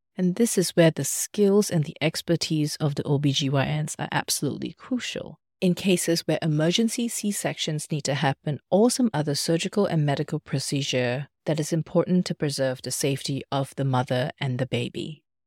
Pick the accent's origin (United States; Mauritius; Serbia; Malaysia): Malaysia; also born or lived in Australia; now in Germany; Back in my home country, Malaysia